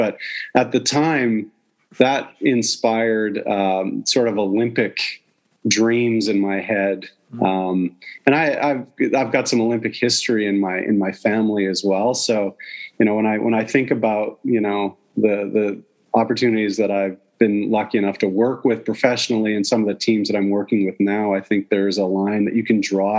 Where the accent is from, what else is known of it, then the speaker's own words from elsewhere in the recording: Calgary, Alberta, Canada; also born or lived in Toronto; Yeah, well, I was born in Toronto in 1970, and then my parents got a job move out to Alberta, and so I generally refer to Calgary as my hometown.